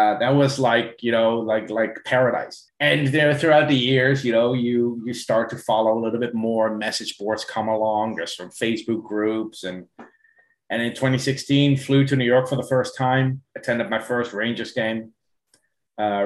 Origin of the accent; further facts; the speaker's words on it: Netherlands; also born or lived in South Africa; now in Ireland; I was born and raised in the Netherlands